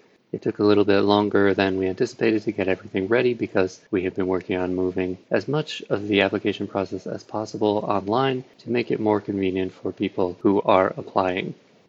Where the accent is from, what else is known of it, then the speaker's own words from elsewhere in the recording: North Carolina, United States; now in Santa Barbara, United States; I grew up in Western North Carolina and returned there in 2015 to reconnect with the soil, (soul) of my ancestors.